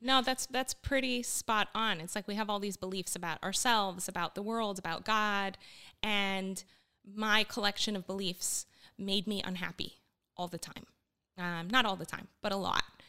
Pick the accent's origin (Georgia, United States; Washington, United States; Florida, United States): Florida, United States; Miami; also born or lived in Bogota, Colombia / northern United States; when I was five years old, we fled to the U S in kind of a traumatic way and ended up in Miami, where I grew up.